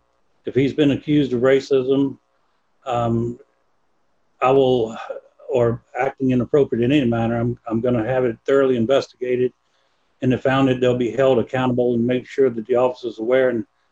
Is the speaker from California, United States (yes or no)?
no; Virginia, United States; moved away as an adult; also born or lived in New Orleans; now in Tillamook County, United States; I'm originally from Virginia, joined the Navy at 19